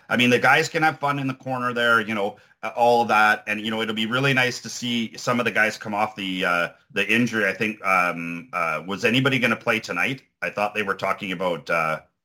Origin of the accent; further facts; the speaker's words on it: Ontario, Canada; moved away; I'm from Ontario